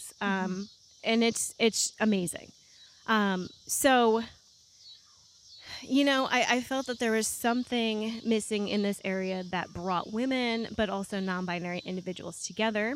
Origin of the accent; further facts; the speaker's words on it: Rochester, New York, United States; also born or lived in Raleigh, North Carolina; now in Northwest Arkansas, United States; I'm from, born and raised in Rochester, New York.